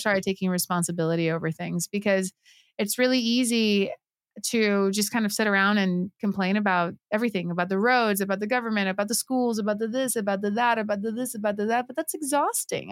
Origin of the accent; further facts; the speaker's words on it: Puerto Rico; I was born and raised in Puerto Rico.